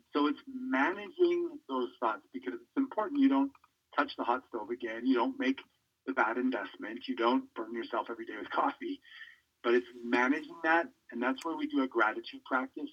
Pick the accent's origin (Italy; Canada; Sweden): Canada; now in United States; I grew up in Canada and on a farm until I was 17 years old